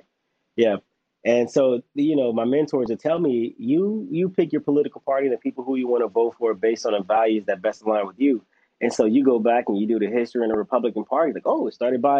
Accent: Los Angeles, California, United States; born or raised there

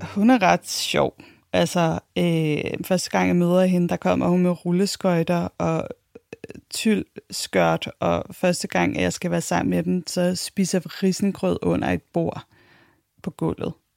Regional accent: Copenhagen, Capital Region of Denmark, Denmark; Jeg blev født i 1984. Jeg er københavner

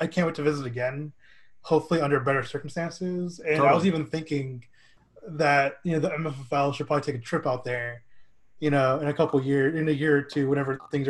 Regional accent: Texas, United States; I'm from Texas

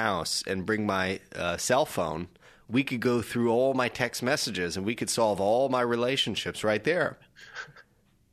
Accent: Canada; I was young growing up in Canada

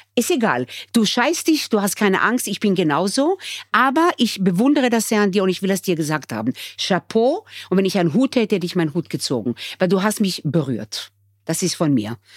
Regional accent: Israel; also born or lived in Germany; now in Austria; wir kommen äh, eigentlich aus Israel und sind integriert

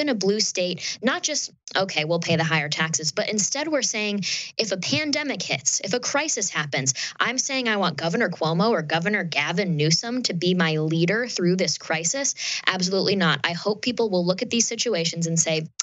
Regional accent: upstate New York, United States; I'm from New York State, I'm from upstate New York, actually

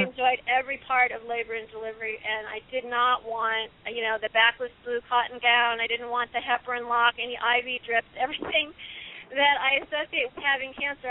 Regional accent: Illinois, United States; my home state of Illinois

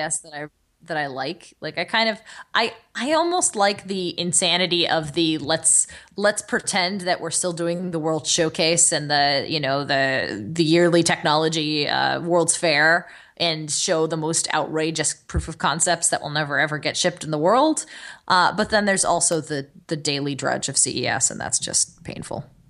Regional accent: Los Angeles, California, United States; growing up in Los Angeles

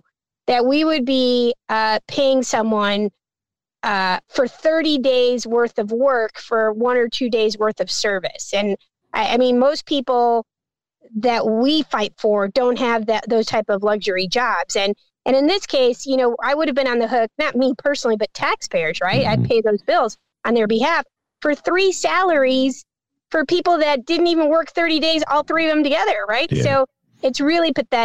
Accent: Chicago, Illinois, United States; I lived in that neighborhood. I was born in Little Village. I felt as a little kid who was like 7 going on 8 that we were run out of our neighborhood.

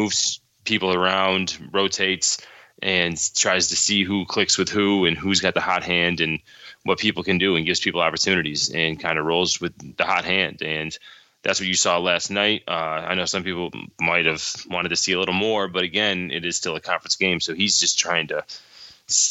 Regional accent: the South, United States; moved away; Being from the South

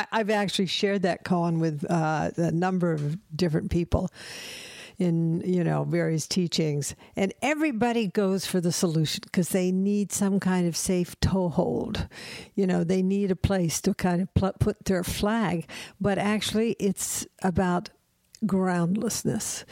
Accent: the South, United States; I'm from the South

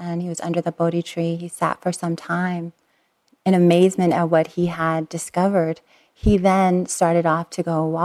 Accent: Long Beach, California, United States; We lived in Southern California, and I was born in Long Beach, but we lived on the East Long Beach-Compton border.

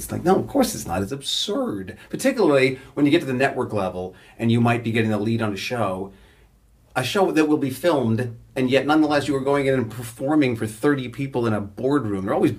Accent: Toronto, Ontario, Canada; I'd go in off book and get the part, and I'm this asshole from Toronto.

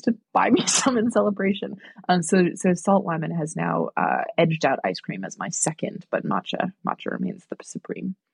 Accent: New York, United States; I'm from New York

